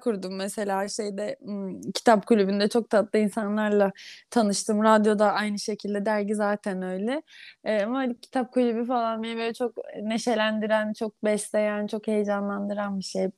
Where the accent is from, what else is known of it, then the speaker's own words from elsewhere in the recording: Istanbul, Turkey; Doğma büyüme İstanbulluyum